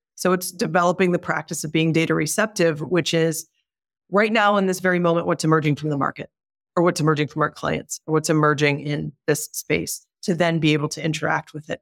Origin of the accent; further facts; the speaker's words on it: Detroit, Michigan, United States; I was born and raised in Detroit